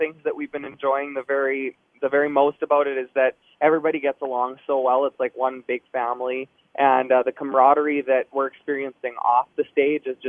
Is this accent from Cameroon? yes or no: no; Shaunavon, Saskatchewan, Canada; growing up in Shaunavon, Saskatchewan, with one radio station, we grew up listening to Paul on the airwaves